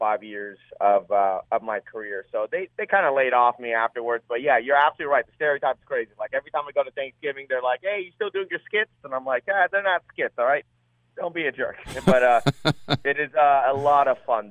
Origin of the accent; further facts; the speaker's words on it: Portland, United States; moved away; also born or lived in Fremont, California; I was born in Portland